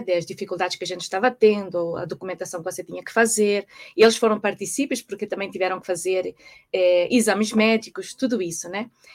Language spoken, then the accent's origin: Portuguese; Portugal; moved away as an adult; also born or lived in Brazil / Singapore / Madrid / United States; nasci em Portugal, é, muitos anos fora do país, é, desde que me casei